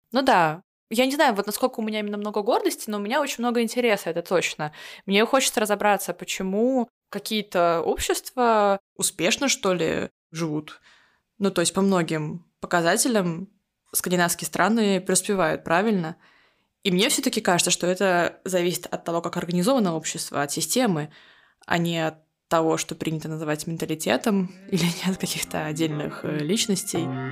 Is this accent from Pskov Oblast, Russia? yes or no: yes; Pskov, Pskov Oblast, Russia; moved away as an adult; also born or lived in Finland; now in Oslo, Norway; Я родилась в Пскове, но уехала оттуда в 18 лет